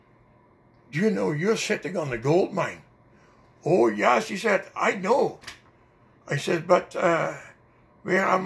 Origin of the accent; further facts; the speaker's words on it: Netherlands; accent: Dutch; English is a second language; now in Canada; my Dutch accent